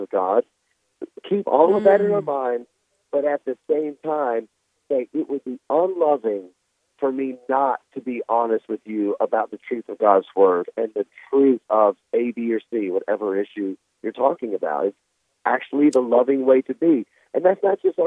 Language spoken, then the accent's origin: English; Memphis, Tennessee, United States; moved away; I come from Memphis, Tennessee